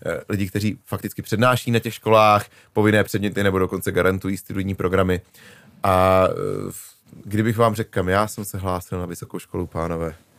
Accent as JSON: {"language": "Czech", "region": "Prague", "country": "Czechia", "tie": "born or raised there", "moved": "as an adult", "lives_now": "Říčany, Czechia", "said": "jako rodilý Pražák, že jsem se konečně vystěhoval za Prahu"}